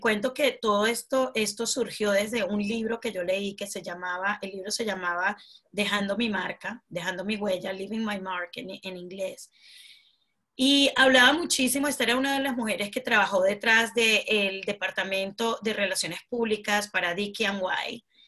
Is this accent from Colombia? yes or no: no; Venezuela; now in United Kingdom; soy venezolana de corazón nato, me encanta mi país Venezuela